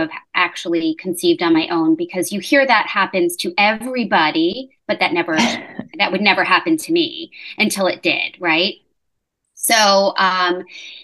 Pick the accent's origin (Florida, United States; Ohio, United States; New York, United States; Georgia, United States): New York, United States; moved away as an adult; now in Charlotte, United States; I'm originally born and bred in New York, but living down now in South Charlotte